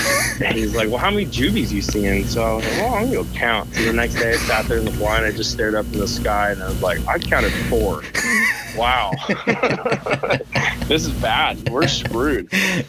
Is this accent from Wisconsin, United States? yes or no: no; southern Washington, United States; now in Spokane, United States; I grew up hunting down in southern Washington, right on the Columbia River that splits Washington and Oregon.